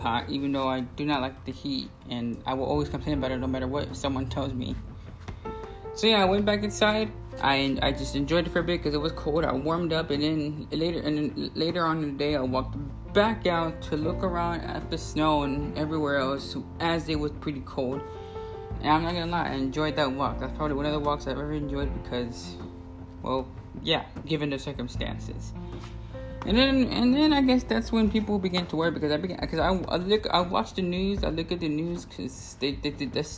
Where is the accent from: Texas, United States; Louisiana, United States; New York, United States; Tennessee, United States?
Texas, United States; I'm from Texas